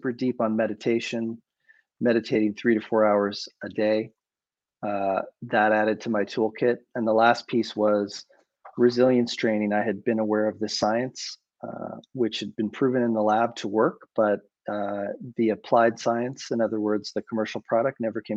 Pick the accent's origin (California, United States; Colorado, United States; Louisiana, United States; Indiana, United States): Colorado, United States; Boulder; I grew up in Boulder, Colorado